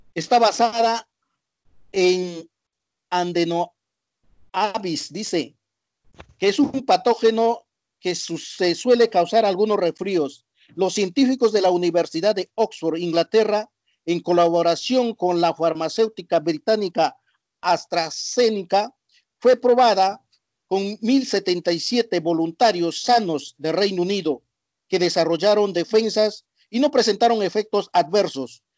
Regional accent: Argentina; nuestro país Argentina

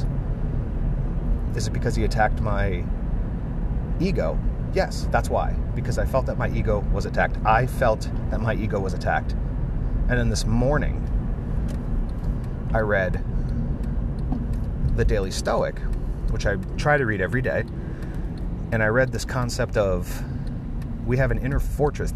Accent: United States; I grew up in America

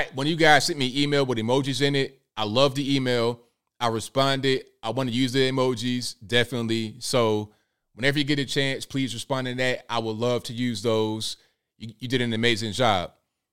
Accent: Virginia, United States; I'm from Virginia

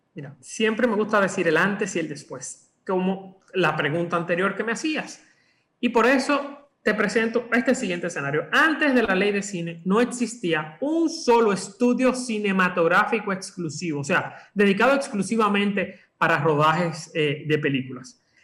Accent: Dominican Republic; lo que somos los dominicanos

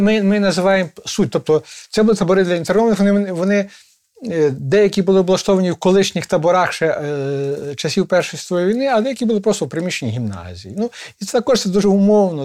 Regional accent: Ivano-Frankivsk, Ivano-Frankivsk Oblast, Ukraine; У нас в Станіславі, столиці Зунер

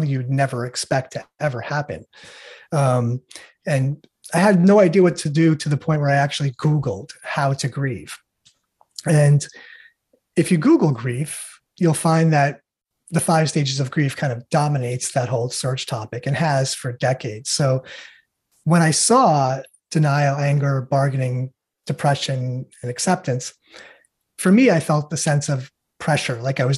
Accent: New York, United States; I was born and raised in New York.

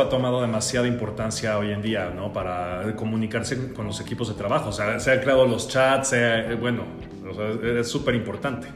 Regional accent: Mexico; como mexicanos, sí tenemos que visualizar que somos un resultado de estas dos culturas

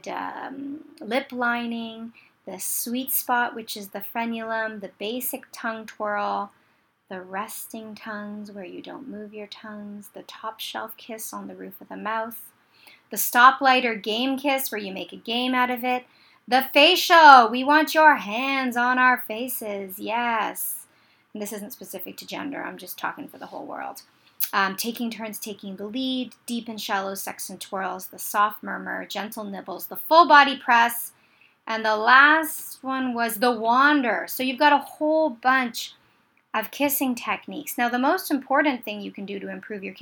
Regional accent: Canada; I'm Canadian

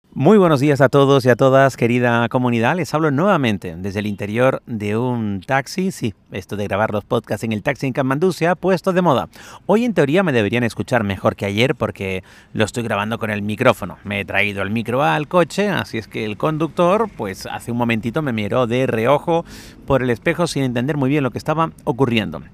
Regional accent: Spain

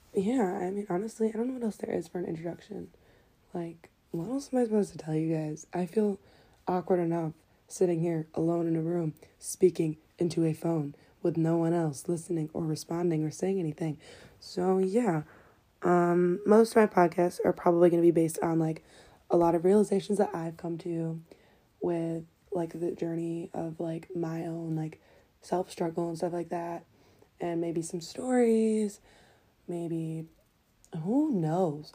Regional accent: Detroit, Michigan, United States; I'm from Detroit, Michigan

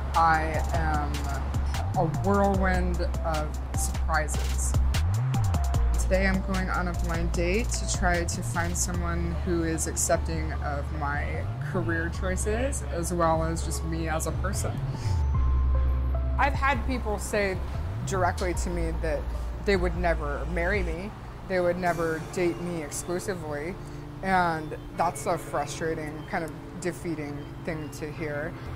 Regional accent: Reno, Nevada, United States; I'm from Reno. Nevada.

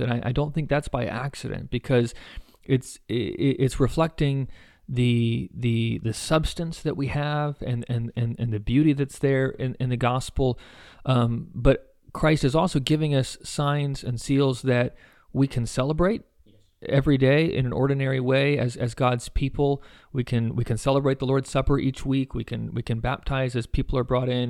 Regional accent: United States; as American evangelicals

